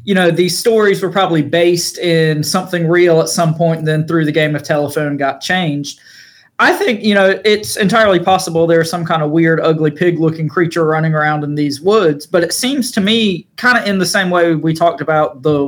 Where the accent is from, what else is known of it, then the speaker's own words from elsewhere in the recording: eastern North Carolina, United States; we're from North Carolina